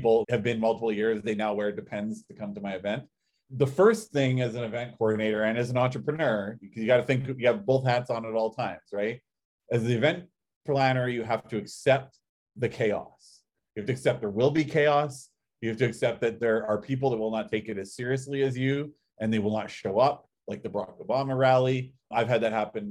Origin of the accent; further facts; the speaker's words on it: Canada; I'm Canadian